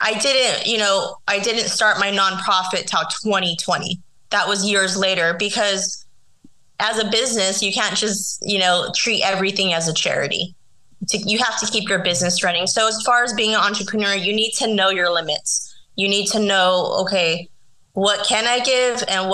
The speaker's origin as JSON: {"language": "English", "town": "San Diego", "region": "California", "country": "United States", "tie": "born or raised there", "said": "San Diego, where my hometown is"}